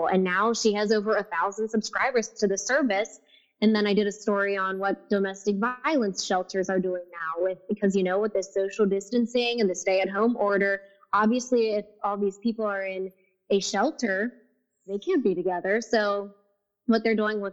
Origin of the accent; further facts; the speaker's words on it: Cincinnati, Ohio, United States; moved away as an adult; also born or lived in Rochester, Minnesota / Indianapolis; to do the news in my hometown, and Cincinnati is my hometown